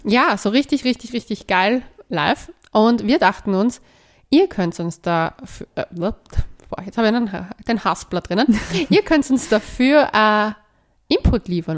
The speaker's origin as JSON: {"language": "German", "country": "Cyprus", "tie": "born or raised there", "moved": "yes", "lives_now": "Vienna, Austria", "said": "mein Heimatland. Nein, fahrt nicht nach Zypern"}